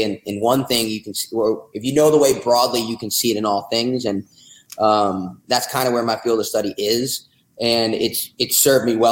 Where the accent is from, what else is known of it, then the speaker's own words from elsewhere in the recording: New Jersey, United States; now in Austin, United States; I'm from New Jersey